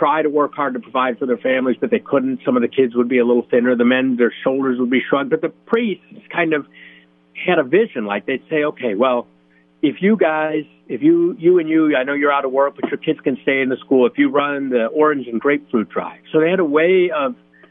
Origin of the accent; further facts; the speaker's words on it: United States; growing up in the United States